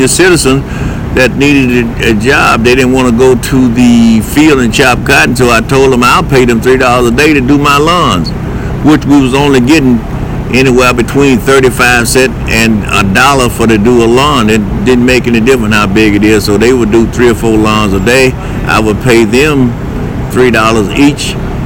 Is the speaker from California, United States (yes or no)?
no; Louisiana, United States; also born or lived in Lake Providence, Louisiana; I'm from Louisiana. I was born in a little town by the name of Lake Providence, Louisiana